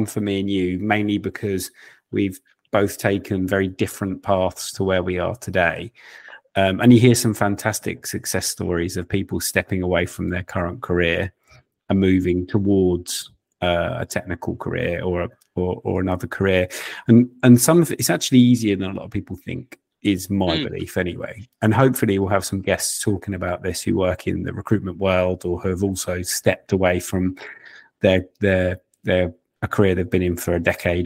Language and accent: English; United Kingdom; Us Brits